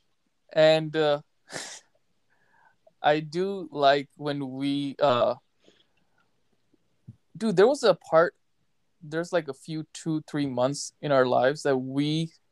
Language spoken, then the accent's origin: English; United States; now in Pakistan; So I grew up in America